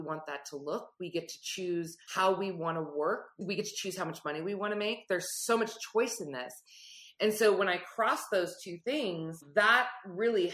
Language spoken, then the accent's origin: English; Silicon Valley, California, United States; I grew up in the Silicon Valley.